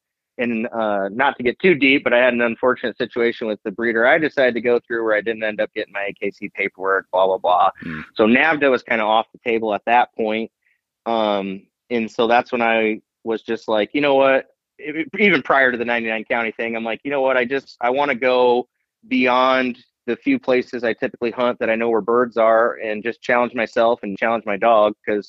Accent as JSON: {"language": "English", "region": "Iowa", "country": "United States", "tie": "born or raised there", "said": "Yep. Been there my whole life and grew up pheasant hunting with my dad and brother and Uncle Mike mainly."}